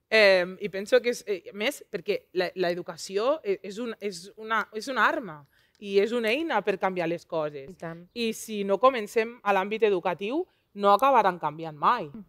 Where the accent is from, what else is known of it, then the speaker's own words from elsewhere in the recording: Lleida, Catalonia, Spain; Jo vinc de Lleida, Lleida està al top 3 de ciutats amb més segregació escolar de tota Catalunya.